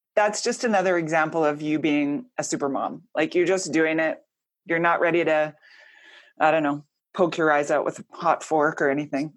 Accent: Edmonton, Alberta, Canada; I grew up in Edmonton.

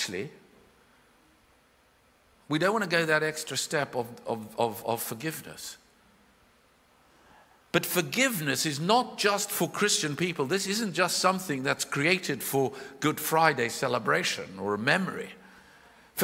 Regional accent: South Africa; I was born in South Africa

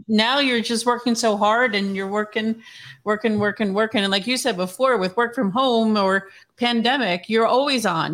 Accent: New Jersey, United States; I grew up in Jersey

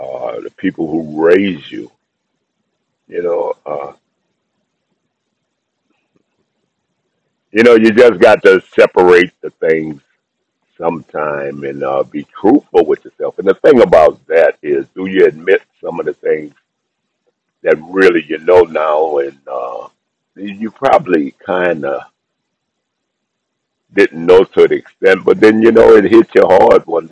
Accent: New Orleans, Louisiana, United States; I was raised in New Orleans.

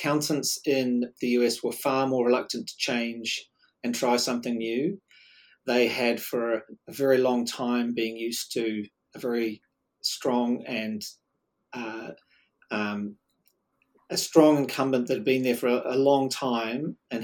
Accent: New Zealand; accent: Kiwi; we were embarrassed about sounding Kiwi

